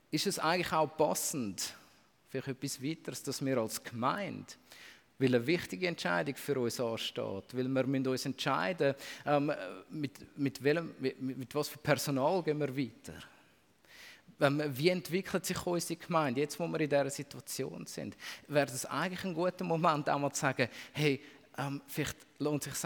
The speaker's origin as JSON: {"language": "German", "country": "Switzerland", "said": "Als Schweizer ähm, ist uns das, glaube ich, nicht im Unterbewusstsein und nicht im Bewusstsein."}